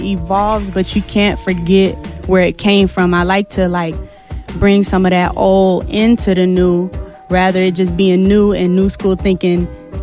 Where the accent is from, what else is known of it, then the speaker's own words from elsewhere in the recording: Richmond, Virginia, United States; I'm from Richmond, Virginia